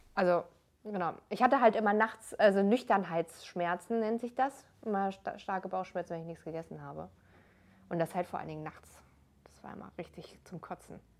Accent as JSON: {"language": "German", "area": "near Frankfurt", "region": "Hesse", "country": "Germany", "tie": "born or raised there", "also_born_or_lived": "Darmstadt", "moved": "as an adult", "said": "ich bin noch in Hessen groß geworden, ähm, in der Nähe von Frankfurt"}